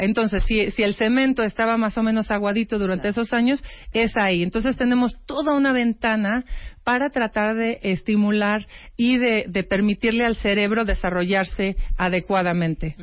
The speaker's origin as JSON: {"language": "Spanish", "country": "Mexico", "said": "como mexicana"}